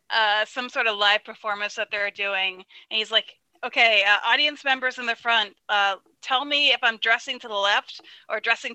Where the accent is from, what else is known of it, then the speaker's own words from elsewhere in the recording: Maine, United States; growing up in Maine